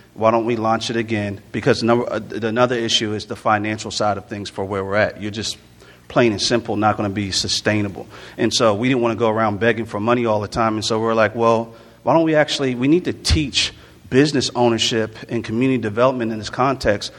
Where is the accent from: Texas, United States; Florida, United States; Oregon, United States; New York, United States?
Florida, United States; Jacksonville; also born or lived in Newark, New Jersey / Orlando, Florida; I was born in Newark, New Jersey, raised in um, Jacksonville, Florida, a little bit in Orlando, Florida